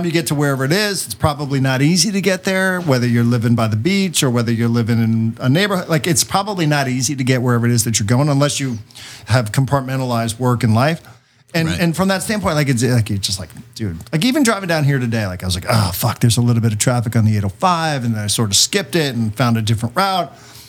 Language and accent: English; New York City, New York, United States; moved away as an adult; now in San Diego, United States; I'm growing up in New York with snow. I'm growing up, you know, with gray.